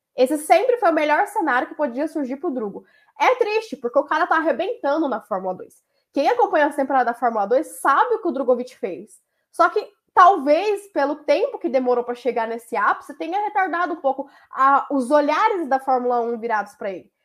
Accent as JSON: {"language": "Portuguese", "country": "Brazil", "said": "como brasileiro"}